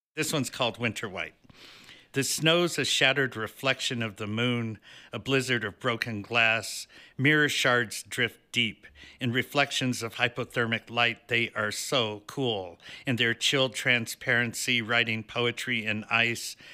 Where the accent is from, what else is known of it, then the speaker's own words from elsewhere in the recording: Denver, Colorado, United States; I am actually from Denver